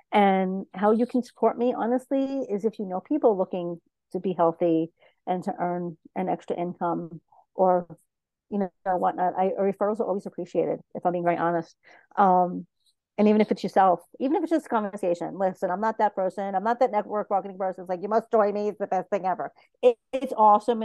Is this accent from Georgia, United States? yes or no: no; New York City, New York, United States; I'm from Brooklyn.